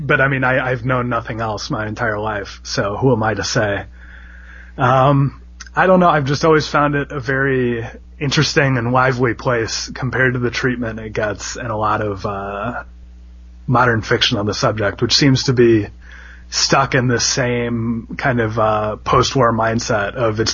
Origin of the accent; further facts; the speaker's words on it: Midwest, United States; as a Midwesterner